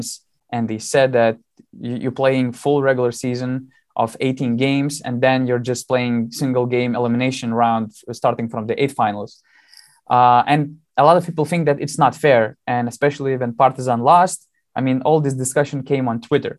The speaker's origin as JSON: {"language": "English", "town": "Panevėžys", "region": "Panevėžys County", "country": "Lithuania", "tie": "born or raised there", "said": "Lietkabelis, my hometown team"}